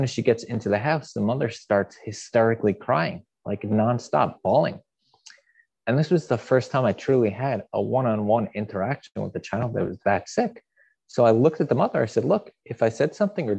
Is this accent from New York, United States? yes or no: yes; Long Island, New York, United States; I grew up in Long Island, which is a very affluent area